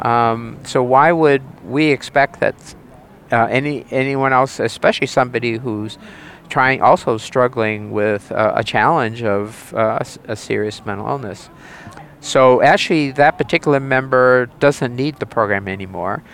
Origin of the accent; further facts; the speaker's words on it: New Hampshire, United States; I'm from the state of New Hampshire. in the U.S., and that's in the region called New England